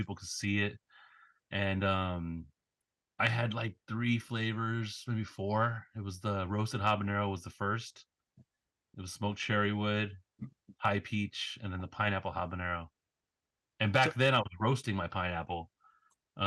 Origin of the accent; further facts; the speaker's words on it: Los Angeles, California, United States; now in Portland, United States; grew up